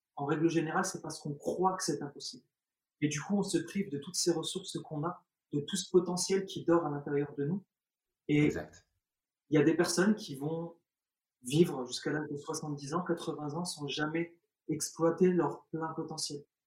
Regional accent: France; also born or lived in Algeria; je suis né en Algérie, quand je suis arrivé en France, j'avais l'âge de 3 ans, euh, 2 ans et demi, 3 ans

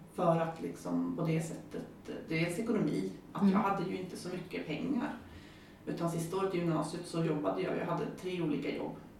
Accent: High Coast, Västernorrland County, Sweden; moved away as an adult; also born or lived in Växjö; Jag kommer ju från Höga Kusten

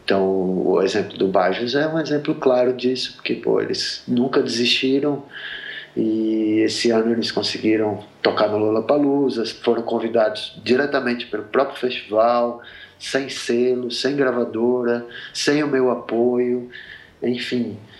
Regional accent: Sergipe, Brazil; moved away as an adult; also born or lived in Rio de Janeiro; now in São Paulo, Brazil; eu sou de Sergipe, eu morei oito anos no Rio, eu moro há 13 anos em São Paulo

